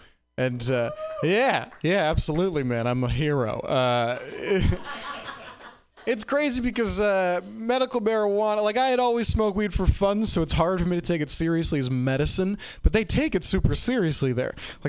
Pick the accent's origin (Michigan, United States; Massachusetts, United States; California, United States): Massachusetts, United States; Boston